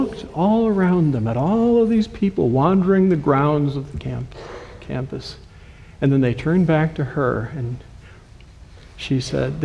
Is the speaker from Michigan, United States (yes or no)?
yes; Owosso, Michigan, United States; moved away as an adult; also born or lived in Maryland / Illinois; I was born in Owosso, so we are Michiganders who have come home to Michigan